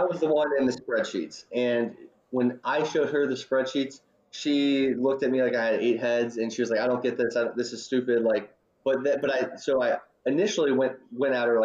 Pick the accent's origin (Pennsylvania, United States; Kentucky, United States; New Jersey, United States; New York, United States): Kentucky, United States; Northern; also born or lived in Louisville, Kentucky; I grew up in Northern Kentucky, and I went down to the University of Louisville for college